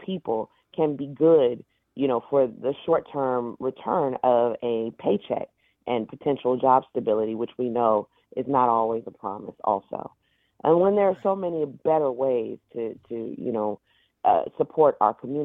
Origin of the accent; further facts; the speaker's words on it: Oakland, California, United States; I grew up in East Oakland, but I have a home in West Oakland